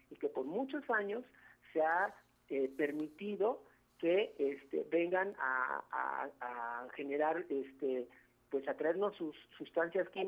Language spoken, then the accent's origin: Spanish; Mexico; como mesoamericanos, como mexicanos y mexicanas que hemos heredado precisamente, somos pueblo de maíz.